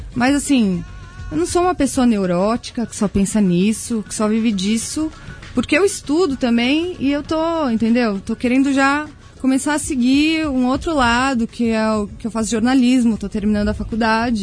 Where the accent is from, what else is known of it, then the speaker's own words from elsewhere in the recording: São Paulo, Brazil; also born or lived in Australia; eu sou paulista, minha família mora comigo